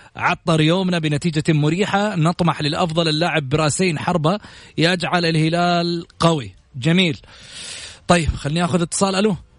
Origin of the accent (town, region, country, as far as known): Saudi Arabia